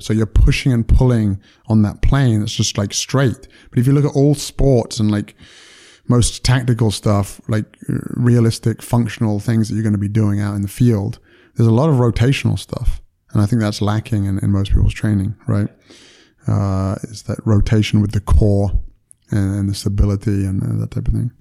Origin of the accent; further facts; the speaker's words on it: United Kingdom; moved away as an adult; now in United States; I'm British and, and, you know, from the U K